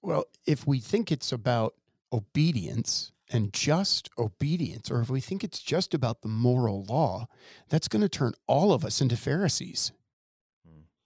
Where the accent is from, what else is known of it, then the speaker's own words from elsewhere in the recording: Ohio, United States; now in Wisconsin, United States; I grew up in Ohio